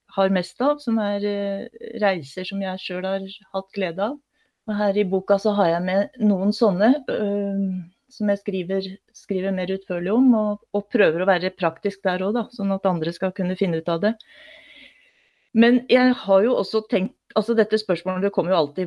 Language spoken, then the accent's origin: Norwegian; Oppland, Innlandet, Norway; Jeg har vokst opp i Oppland fylke, altså Gjøvik er hverdagsbyen